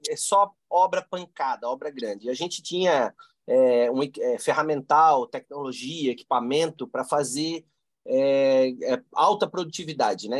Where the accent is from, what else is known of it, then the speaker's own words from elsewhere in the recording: Blumenau, Santa Catarina, Brazil; somos é, nascidos e criados aqui, né? Então somos filhos da, da terra aqui